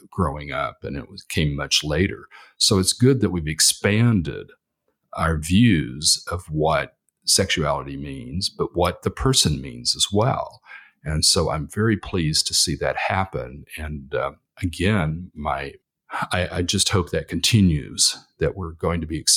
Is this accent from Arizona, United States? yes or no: no; Texas, United States; because I came from Texas, uh, which is very conservative now